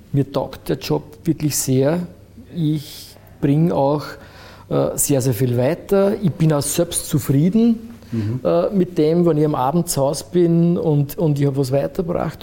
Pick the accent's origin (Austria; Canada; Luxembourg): Austria; Frauenkirchen, Burgenland; also born or lived in Eisenstadt; now in Vienna, Austria; Ja in Frankirchen aufgewachsen